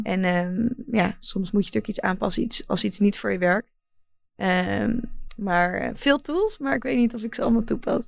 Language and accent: Dutch; Netherlands; mijn thuisland